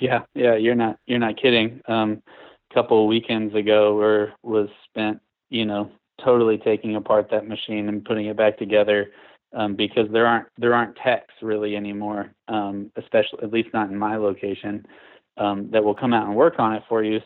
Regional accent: Houston, Texas, United States; moved away as an adult; now in Asheville, United States; growing up in Texas, I was used to flat grid, you know, Houston is a huge town

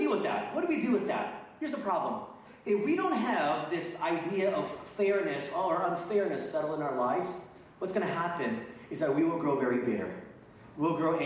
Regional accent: North Texas, United States; moved away as an adult; also born or lived in Philippines / Asia; I was born in the Philippines, but I grew up in Texas

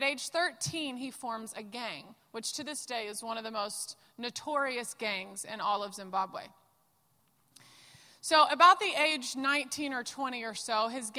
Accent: the South, United States; Hi, y'all. I'm from the South

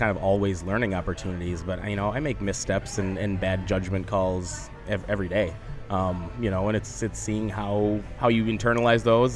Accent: Minnesota, United States; from Minnesota

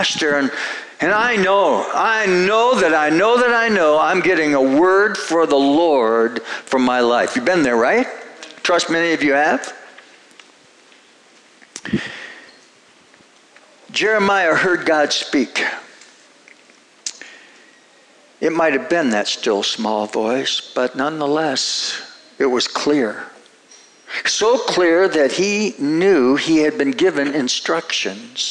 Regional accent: Minnesota, United States; I grew up in Minnesota, and rural Minnesota, very rural

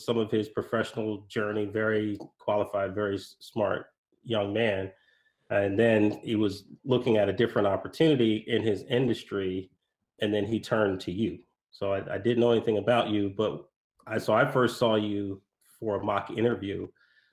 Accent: Urbana-Champaign, Illinois, United States; University of Illinois, Urbana-Champaign, in my hometown

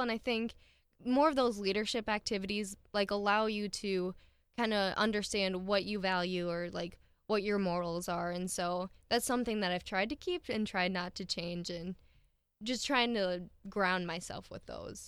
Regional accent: Milbank, South Dakota, United States; I was born in Millbank in ninety-six, and I've lived here my entire life.

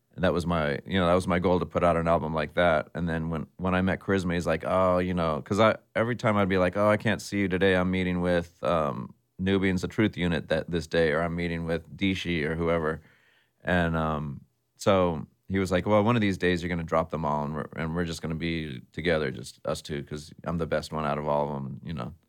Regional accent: San Jose, California, United States; I grew up in San Jose, um, which is right next to San Francisco

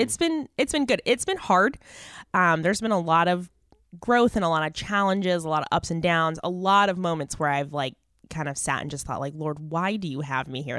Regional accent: Mesa, Arizona, United States; I grew up in Mesa, Arizona, so I'm a native

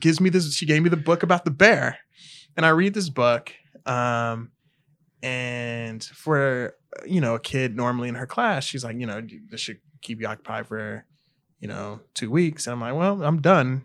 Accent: Harvey, Illinois, United States; also born or lived in Country Club Hills, Illinois; I'm originally from the south suburbs of Chicago. So I grew up in Harvey

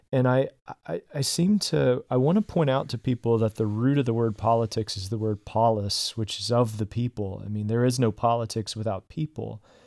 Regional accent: the South, United States; I grew up in the South

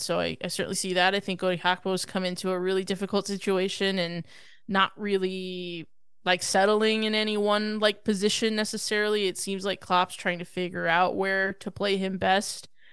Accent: United States; as an American

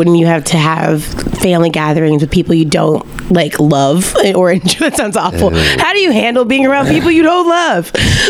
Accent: Louisiana, United States; born or raised there

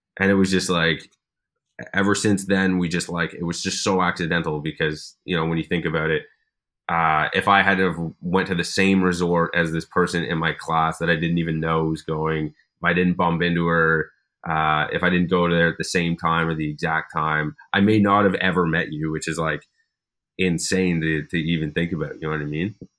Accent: Ottawa, Ontario, Canada; now in Toronto, Canada; growing up in Ottawa, it, it didn't really have that, like, I didn't really understand what that meant until I moved here.

